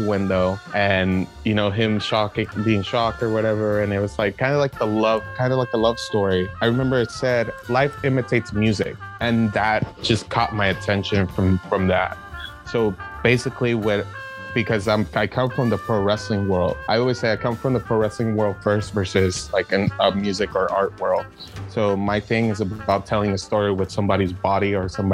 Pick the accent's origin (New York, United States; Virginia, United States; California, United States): California, United States; San Diego; growing up in Barrio Logan